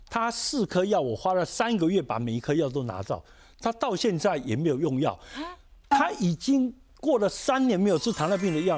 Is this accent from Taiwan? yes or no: yes; Taiwan; 我们台湾人